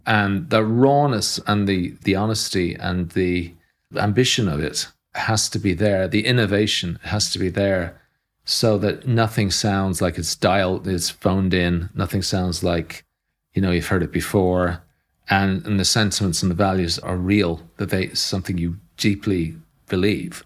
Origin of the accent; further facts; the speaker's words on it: Ireland; coming from Ireland, where we were Europeans, but we were not, um, a colonial power